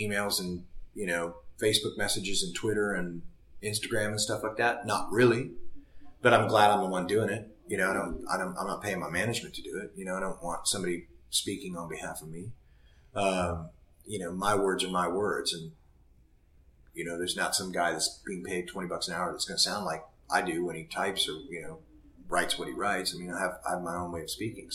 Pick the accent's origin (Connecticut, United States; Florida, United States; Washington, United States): Washington, United States; Seattle; I came from Seattle